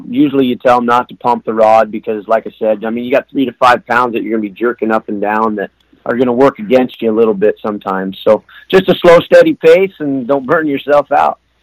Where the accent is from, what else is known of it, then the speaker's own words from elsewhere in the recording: Soldotna, Alaska, United States; I was born in uh, Soldotna, Alaska, which is down on the Kenai Peninsula. There, my uh, my dad and grandfather were they were in the oil industry